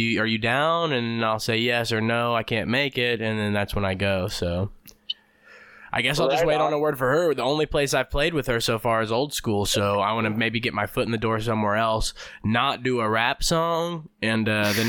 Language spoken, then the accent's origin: English; Australia; accent: Australian; And the thing that does suck about that is when I talk in my Australian accent, I love using the C word because it's authentic.